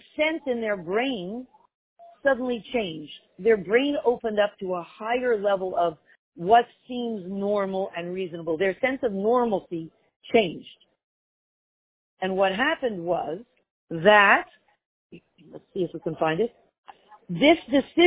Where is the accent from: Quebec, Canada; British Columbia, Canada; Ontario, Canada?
Quebec, Canada; Montreal; When I grew up in Montreal